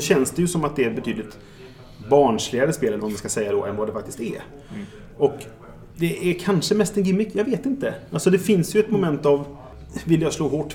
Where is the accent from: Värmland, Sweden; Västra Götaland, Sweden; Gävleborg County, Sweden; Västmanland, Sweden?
Västra Götaland, Sweden; Trollhättan; now in Gothenburg, Sweden; Det här är ju alltså min gamla hemort. Jag kommer från Trollhättan från början.